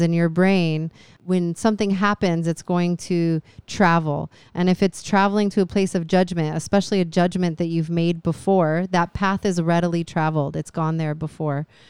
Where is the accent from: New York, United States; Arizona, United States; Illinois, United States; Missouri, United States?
Arizona, United States; Phoenix; now in Hawaii, United States; I was raised in Arizona by a mother who was from Hawaii